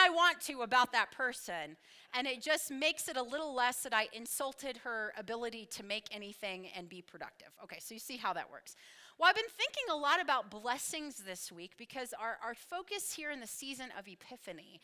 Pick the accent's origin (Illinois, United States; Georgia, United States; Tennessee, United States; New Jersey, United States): Tennessee, United States; Knoxville; moved away; I was born and raised in Knoxville, Tennessee